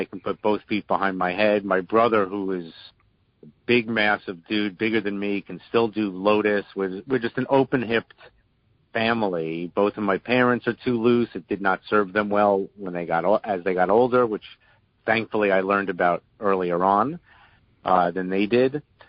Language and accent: English; New York City, New York, United States; moved away as an adult; also born or lived in Boston; now in Shaker Heights, United States; I was born and raised in Brooklyn. There's not many of us left. I never thought I'd ever leave Brooklyn. I lived in Boston for a few years in the 80s, so I never thought I'd ever leave New York.